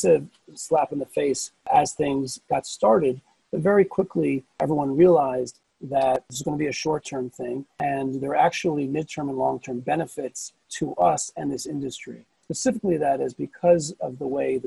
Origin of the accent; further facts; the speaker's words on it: Silver Spring, Maryland, United States; moved away as an adult; now in Israel; I was born and bred in the States, as you could probably hear. Originally from Silver Spring, Maryland